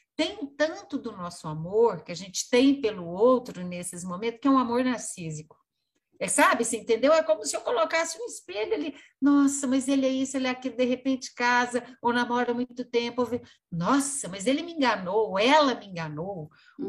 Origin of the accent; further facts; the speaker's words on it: Brazil; a gente é brasileiro